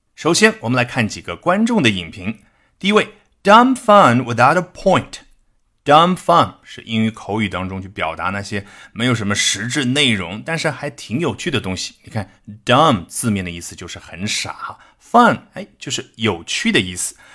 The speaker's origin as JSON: {"language": "Chinese", "country": "China", "said": "我们中国人"}